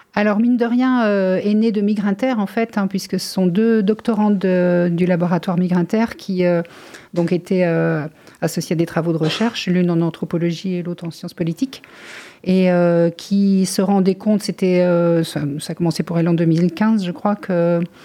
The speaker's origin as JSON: {"language": "French", "country": "France", "tie": "born or raised there", "said": "je suis née en France dans une famille tranquille"}